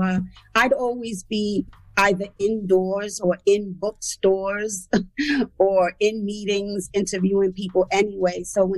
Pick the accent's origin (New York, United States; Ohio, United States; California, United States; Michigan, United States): New York, United States; Bronx; And for the first part of my life, I grew up in the Bronx. First, I was on Crows Avenue in a house, and my parents divorced, and I was in the projects in Throgs Neck.